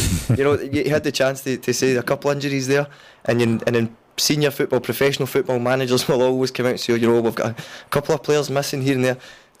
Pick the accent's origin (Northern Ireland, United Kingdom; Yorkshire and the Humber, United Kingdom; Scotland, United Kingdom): Scotland, United Kingdom; Auchinleck; I'm from Auchinleck, and my family, my mum and dad are still there.